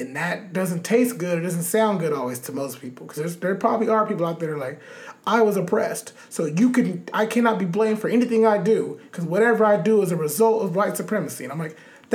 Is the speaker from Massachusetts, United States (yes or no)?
no; Los Angeles, California, United States; growing up in Los Angeles